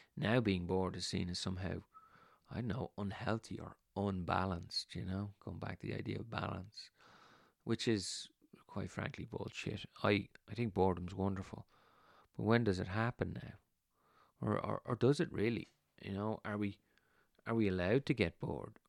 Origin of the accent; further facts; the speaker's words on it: Ireland; when we were kids growing up in Ireland